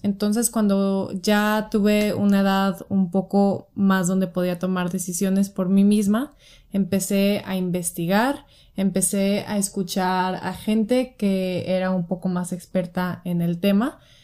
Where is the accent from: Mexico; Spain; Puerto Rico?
Mexico; Guadalajara, Jalisco; soy de Guadalajara